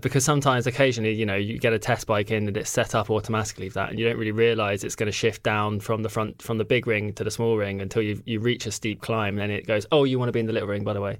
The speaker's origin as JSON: {"language": "English", "country": "United Kingdom", "said": "as a Brit"}